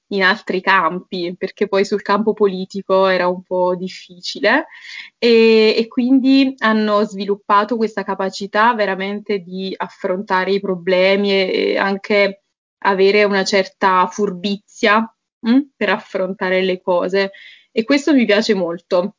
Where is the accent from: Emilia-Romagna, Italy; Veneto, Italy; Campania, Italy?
Campania, Italy; Naples area; first language Italian; moved away as an adult; now in Bratislava, Slovakia; io sono di Napoli, sono di una città vicino Napoli in realtà